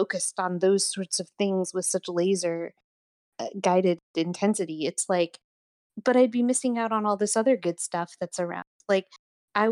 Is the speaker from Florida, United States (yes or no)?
no; New York, United States; now in Austin, United States; I grew up in New York.